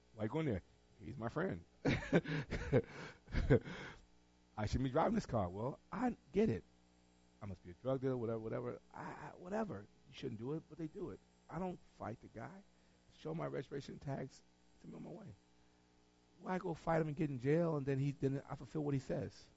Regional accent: Tarboro, North Carolina, United States; moved away; I'm from Tarboro. I'm from North Carolina

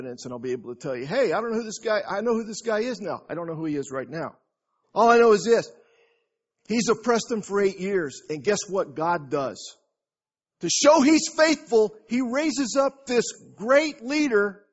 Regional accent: San Antonio, Texas, United States; I'm from San Antonio.

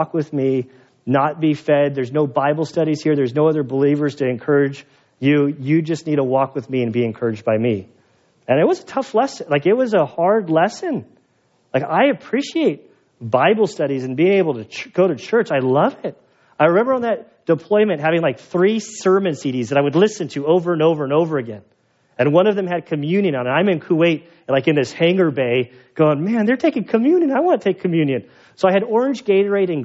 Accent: United States; I'm American.

